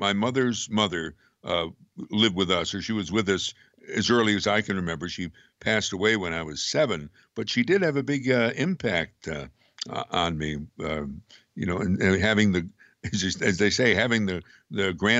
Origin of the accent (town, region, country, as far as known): Amsterdam, New York, United States; born or raised there